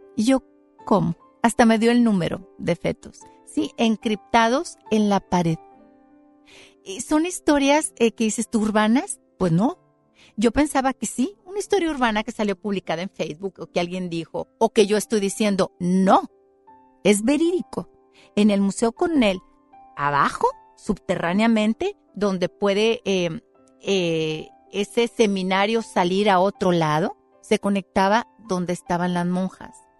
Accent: Mexico; Y yo soy mexicana y soy mestiza

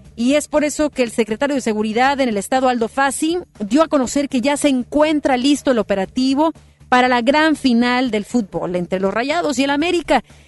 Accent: Mexico; somos mexicanos

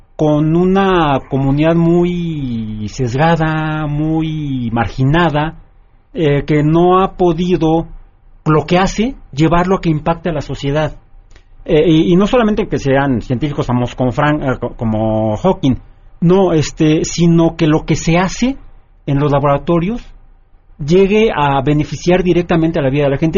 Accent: Mexico; en México, desafortunadamente, vivimos en un mundo mágico.

